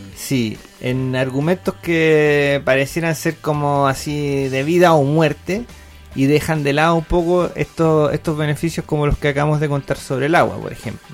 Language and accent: Spanish; Mincha, Coquimbo, Chile; un pueblo querido perdido en la cuarta región llamado Mincha, que mm, de donde soy oriundo